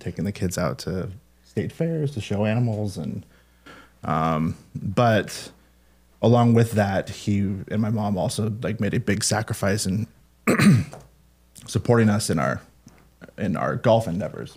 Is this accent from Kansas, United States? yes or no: no; Mount Vernon, Washington, United States; I'm from Mount Vernon, Washington.